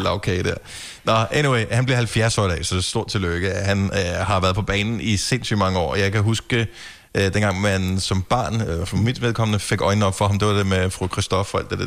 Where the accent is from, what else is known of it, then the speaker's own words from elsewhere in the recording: Funen, Southern Denmark, Denmark; also born or lived in Greater Copenhagen area; now in Greater Copenhagen, Denmark; jeg er opvokset på Fyn